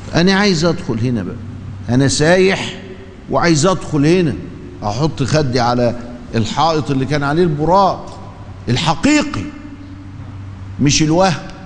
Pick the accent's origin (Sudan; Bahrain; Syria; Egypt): Egypt; عندنا في مصر